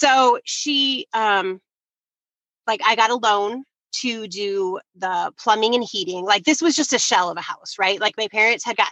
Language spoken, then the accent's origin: English; Detroit, Michigan, United States; moved away as an adult; now in Grand Rapids, United States; We grew up in Detroit area